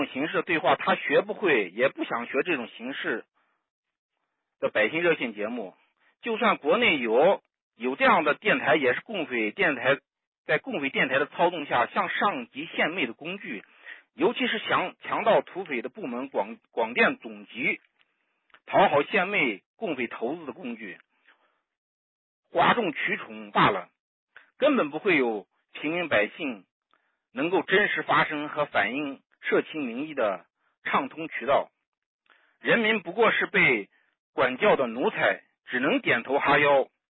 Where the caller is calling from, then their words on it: Xinjiang, China; 就是昨天还 新疆。